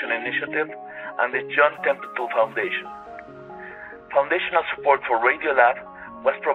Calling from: Mexico City, Mexico; and I'm calling from Mexico City.

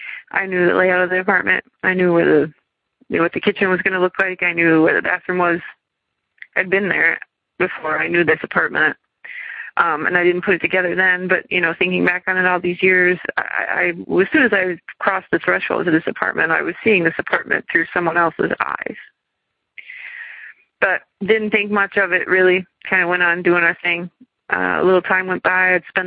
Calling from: Madison, Wisconsin, United States; I'm calling from Madison, Wisconsin.

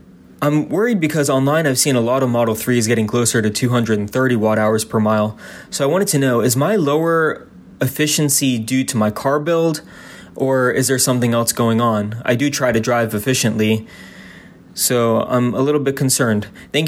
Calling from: West Virginia, United States; Hi, Ryan. … from West Virginia. I'm a longtime listener, and this is my first call.

